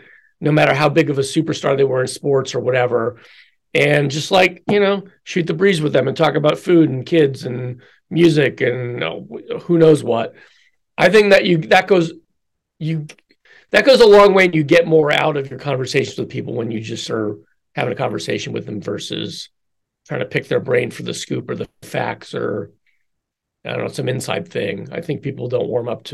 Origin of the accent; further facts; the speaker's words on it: Philadelphia, Pennsylvania, United States; my hometown team, the Phillies